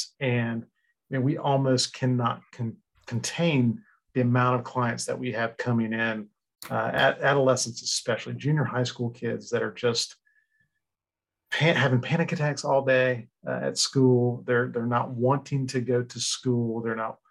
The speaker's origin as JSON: {"language": "English", "region": "Florida", "country": "United States", "tie": "born or raised there", "also_born_or_lived": "Chicago", "said": "I am a Florida boy. I've been born and raised in Florida, lived here my whole life"}